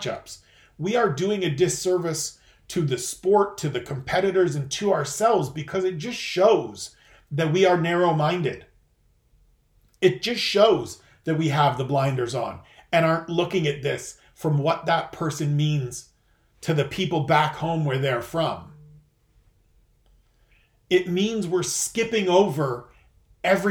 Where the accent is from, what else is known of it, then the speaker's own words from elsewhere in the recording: Canada; As a Canadian, there was always an impetus for me to write about Canadian athletes